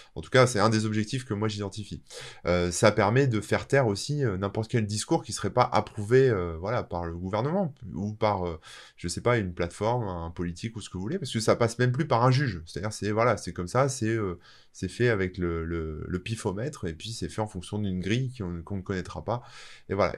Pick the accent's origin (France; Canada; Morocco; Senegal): France; je suis français